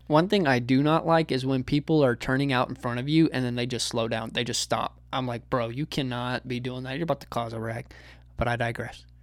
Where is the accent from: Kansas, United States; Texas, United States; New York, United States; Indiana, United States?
Texas, United States; as a Texan